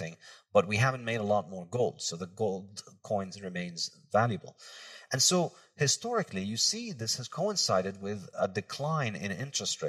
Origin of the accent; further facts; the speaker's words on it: Brazil; moved away; also born or lived in Lebanon; I was a kid growing up in Brazil